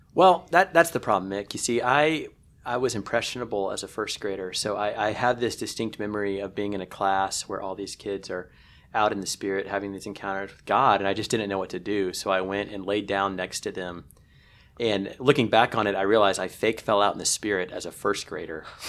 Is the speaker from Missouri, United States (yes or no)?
yes; Kansas City, Missouri, United States; the reason I grew up in Kansas City is entirely because of the Dallas Cowboys